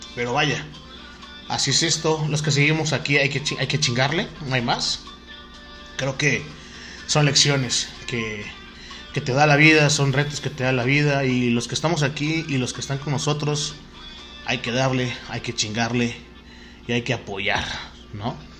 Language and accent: Spanish; Oaxaca, Mexico; soy de Oaxaca, Oaxaca